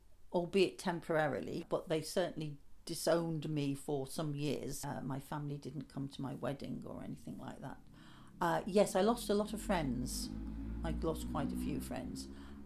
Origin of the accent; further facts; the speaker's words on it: Lancashire, North West England, United Kingdom; moved away as an adult; also born or lived in Liverpool; now in Great Yarmouth, United Kingdom; I come from Lancashire, like going back generations. It actually said, when I had my DNA done, it said Northwest England, specifically Wigan. It actually said Wigan.